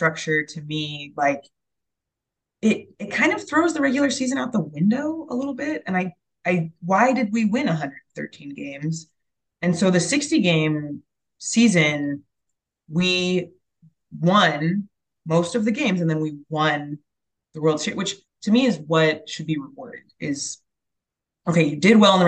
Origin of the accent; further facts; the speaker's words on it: California, United States; moved away as an adult; also born or lived in Chicago / Boston / Bay Area; I grew up in California, but after college I moved to Chicago, and then I moved to Boston, and now I'm in the Bay Area